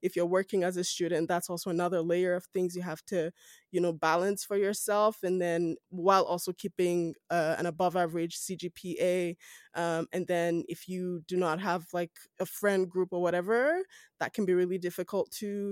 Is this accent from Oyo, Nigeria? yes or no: no; Edo, Nigeria; moved away as an adult; also born or lived in Lagos, Nigeria; now in Calgary, Canada; I'm Nigerian from West Africa, I am from Edo State within Nigeria